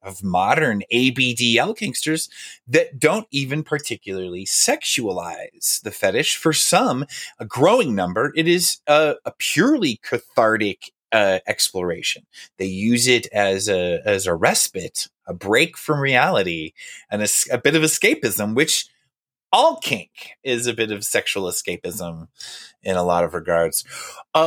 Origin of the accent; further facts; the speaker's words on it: North Central Texas, United States; I am from North Central Texas.